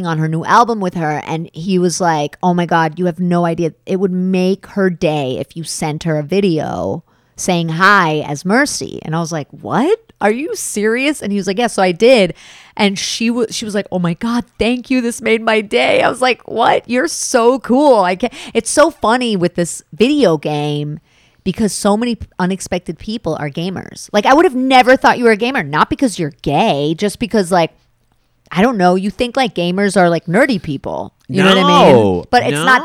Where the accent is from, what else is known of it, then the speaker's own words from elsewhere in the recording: New York City, New York, United States; I grew up in downtown Manhattan